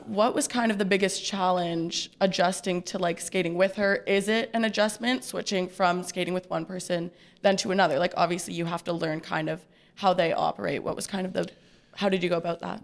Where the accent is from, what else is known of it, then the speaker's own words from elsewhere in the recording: Ottawa, Ontario, Canada; I'm from Ottawa.